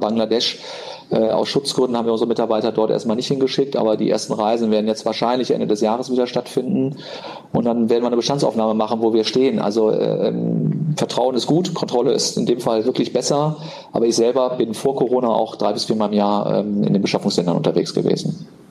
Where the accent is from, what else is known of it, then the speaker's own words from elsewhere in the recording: Cologne, North Rhine-Westphalia, Germany; ich bin ja äh, in Köln groß geworden